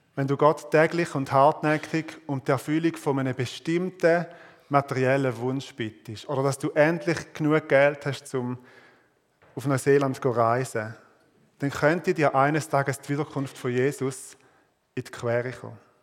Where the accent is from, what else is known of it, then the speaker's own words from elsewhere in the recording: Switzerland; als Schweizer